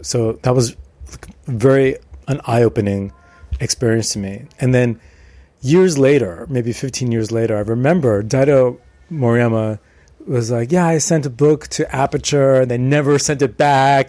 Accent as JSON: {"language": "English", "region": "New York", "country": "United States", "tie": "born or raised there", "moved": "yes", "said": "I'm from New York originally, and my family uh, were Armenians. My father's family was from Marseille, Armenian from Marseille, and my mother's family is from uh, Iran, uh, Armenian but from Iran, and they met in New York, and that's where I was born."}